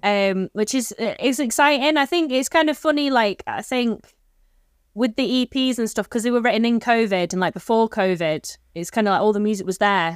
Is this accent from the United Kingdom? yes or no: yes; Stockport, North West England, United Kingdom; I grew up in Stockport